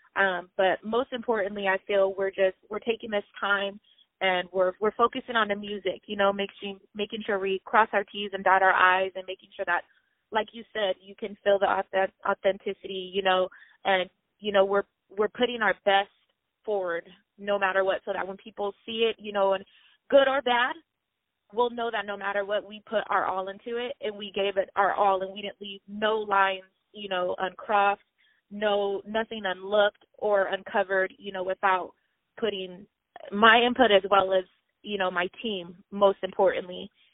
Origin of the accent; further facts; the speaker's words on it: Pomona, California, United States; originally, I'm from Pomona, California